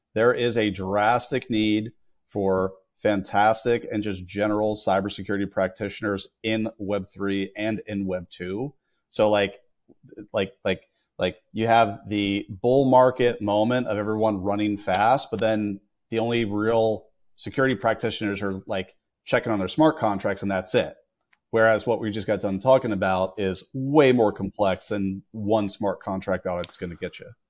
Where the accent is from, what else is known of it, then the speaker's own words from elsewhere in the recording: United States; as an American